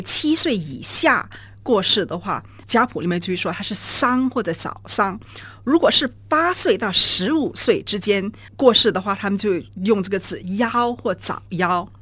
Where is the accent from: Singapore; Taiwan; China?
Singapore; 我们现在已经是，呃，从移民到了公民，我们现在都是土生土长的新加坡人了